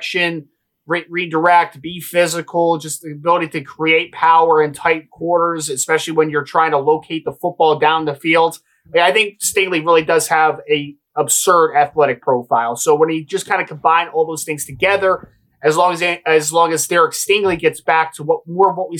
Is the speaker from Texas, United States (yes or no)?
no; New Jersey, United States; I'm from New Jersey